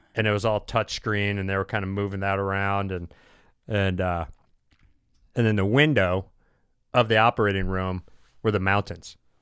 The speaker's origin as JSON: {"language": "English", "country": "United States", "said": "I'm from America"}